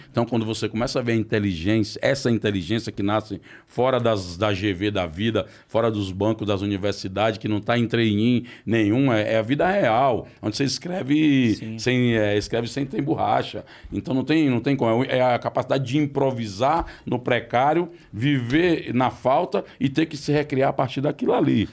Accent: Ceará, Brazil; moved away; do meu estado de origem

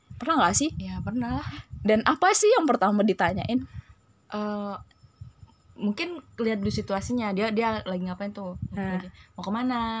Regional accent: Palembang, South Sumatra, Indonesia; Sebenarnya kami aslinya orang Palembang ya. Jadi kita nyamannya ngomongnya pakai bahasa Palembang.

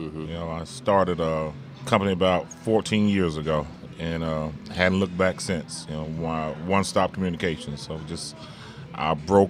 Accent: Gary, Indiana, United States; I'm originally from Gary, Indiana.

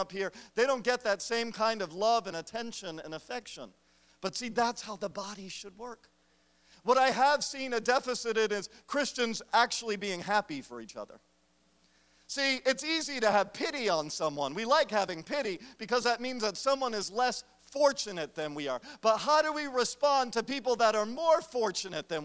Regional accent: United States; I am an American

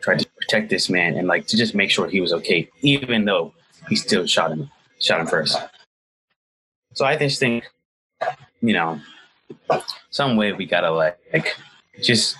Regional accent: Atlanta, Georgia, United States; my city, like my hometown, Atlanta

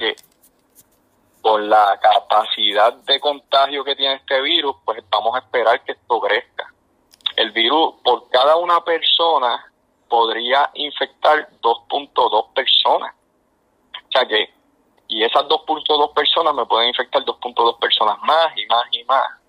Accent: Puerto Rico

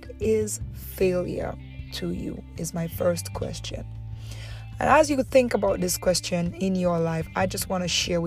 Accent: Dominica; moved away as an adult; also born or lived in Antigua; now in Antigua and Barbuda; I moved to Antigua from Dominica

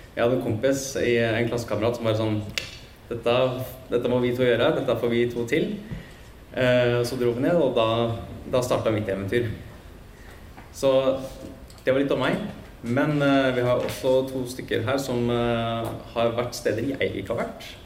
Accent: Norway; som nordmenn så er vi ganske punktlige

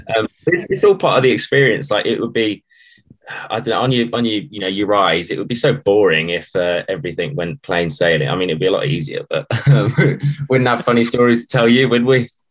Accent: Wolverhampton, West Midlands, United Kingdom; we're from Wolverhampton

